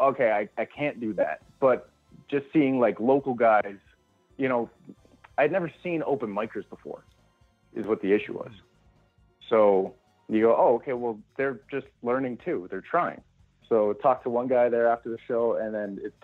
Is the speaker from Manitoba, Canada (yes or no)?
no; Prince Edward Island, Canada; now in Red Deer, Canada; I'm originally from Prince Edward Island. I moved out to Red Deer